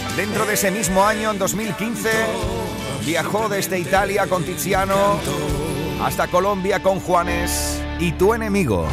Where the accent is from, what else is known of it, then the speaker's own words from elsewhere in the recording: Huelva, Andalusia, Spain; en mi tierra, en Huelva